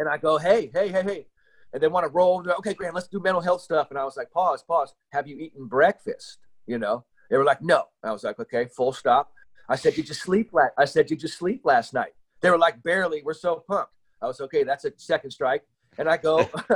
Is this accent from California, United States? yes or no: yes; San Francisco, California, United States; I grew up in San Francisco, and I went to a high school called Lowell High School.